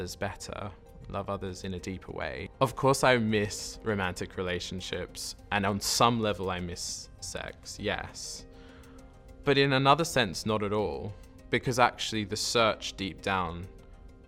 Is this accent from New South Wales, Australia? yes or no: yes; Sydney, New South Wales, Australia; moved away as an adult; now in Oxford, United Kingdom; I am from Sydney, Australia originally. I was brought up there and then moved over here to study theology at the University of Oxford